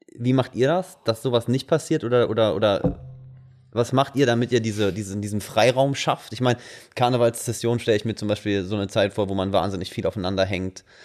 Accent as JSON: {"language": "German", "town": "Wuppertal", "region": "North Rhine-Westphalia", "country": "Germany", "moved": "as an adult", "said": "ich bin …, also ich komme aus Wuppertal eigentlich und bin zu dem Zeitpunkt zum Studium äh, hier rüber gekommen"}